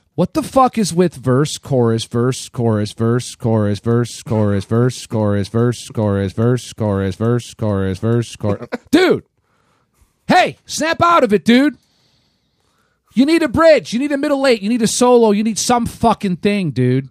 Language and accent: English; Ohio, United States; I was born in Ohio